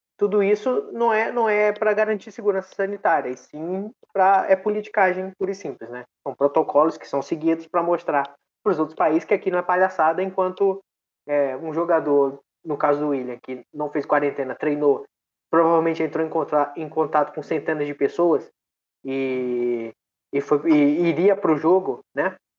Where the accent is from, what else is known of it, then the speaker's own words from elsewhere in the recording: Brazil; a gente é brasileiro